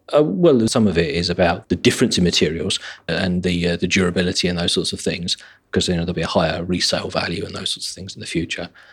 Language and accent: English; an hour outside London, England, United Kingdom; now in London, United Kingdom; my hometown, an hour outside London